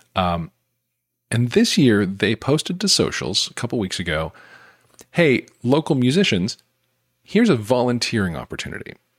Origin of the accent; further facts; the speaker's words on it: Utah, United States; I grew up in Utah